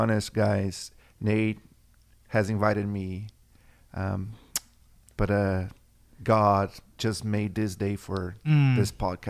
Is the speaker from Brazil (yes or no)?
yes; São Paulo, Brazil; now in United States; I'm from Brazil. Mm-hmm. São Paulo, best city in the world.